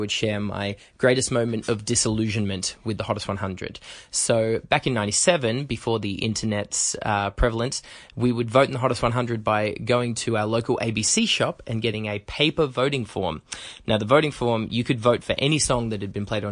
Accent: Broken Hill, New South Wales, Australia; now in Canberra, Australia; from Broken Hill, and I was listening to the countdown as a Year 9 student

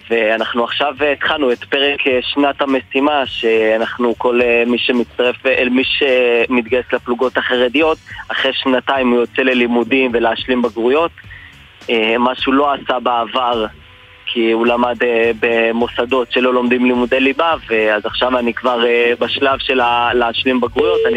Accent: Jerusalem, Jerusalem District, Israel; אני בשונה גדלתי ונולדתי בירושלים, בשכונה חרדית, שפחות אה, תמכו, המשפחה והקהילה פחות תמכו בגיוס לצה"ל

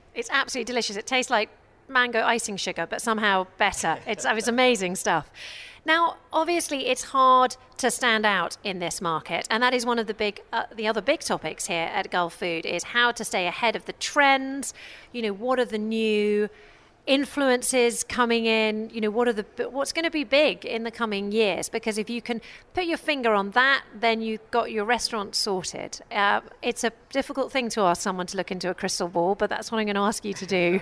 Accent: United Kingdom; now in Dubai, United Arab Emirates; I'm British

